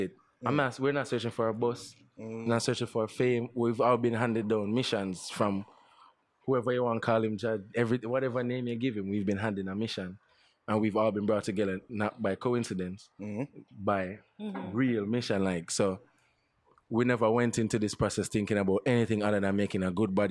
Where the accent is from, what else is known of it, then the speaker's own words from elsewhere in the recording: Jamaica; Jamaicans only always want to be represented by the best that there is. That's what we are. That's who we are